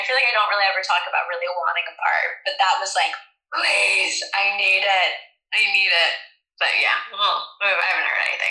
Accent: United States; over in the US

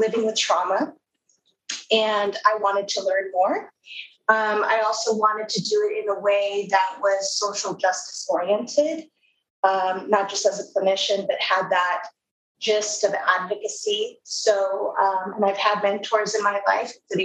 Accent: Southern California, United States; I am from Southern California

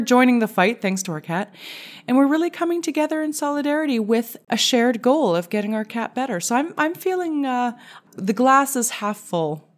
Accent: Canada; as a Canadian

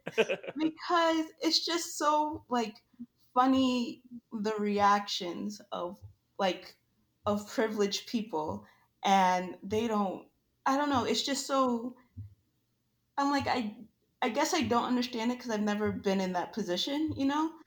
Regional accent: New York, United States; now in Florida, United States; I live in Florida now. I'm originally from New York

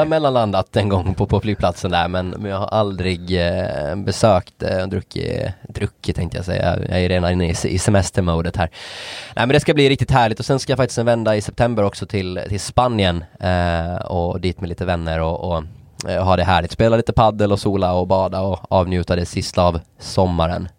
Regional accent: Åland Islands; jag hade lite bättre accent trots att jag är från Åland

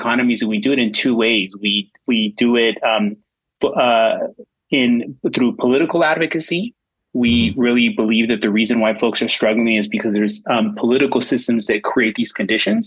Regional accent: West Covina, California, United States; also born or lived in East Los Angeles; I was born in East LA, and I was raised in West Covina, which is a suburb of LA in the San Gabriel Valley

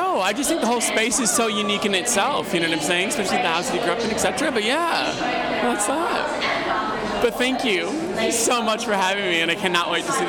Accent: Washington, District of Columbia, United States; moved away as an adult; also born or lived in Cleveland, Ohio / Los Angeles / Miami / New York; So I was born in Cleveland, Ohio, grew up in Washington, D.C., lived in L.A., Miami, New York, and now I live here, baby.

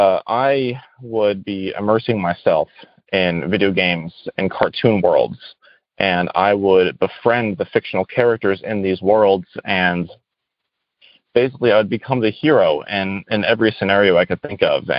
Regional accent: Rhode Island, United States; I'm from Rhode Island.

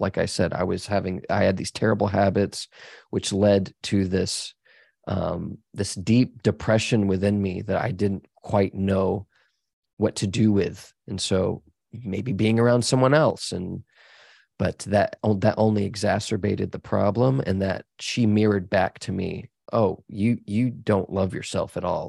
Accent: Dallas, Texas, United States; I grew up in Dallas

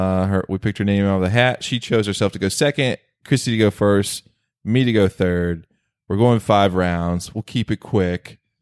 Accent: East Coast, United States; moved away; I grew up on the East Coast, guys.

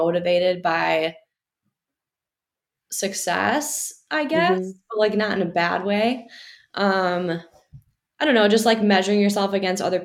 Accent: Wisconsin, United States; moved away as an adult; now in Michigan, United States; I'm from Wisconsin, so I've always been in the Midwest, but I came here for college

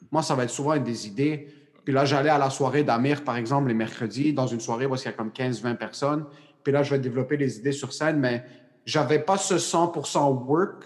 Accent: Quebec, Canada; je suis Québécois

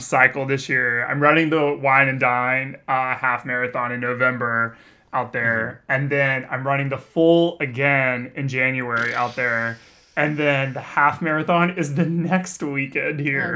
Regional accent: Texas, United States; moved away as an adult; also born or lived in Austin, Texas; now in Southern California, United States; I grew up in Texas where it is also very humid

